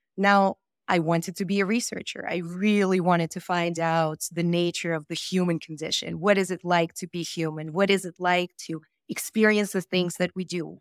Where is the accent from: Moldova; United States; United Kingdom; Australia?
Moldova; moved away; I was born in Moldova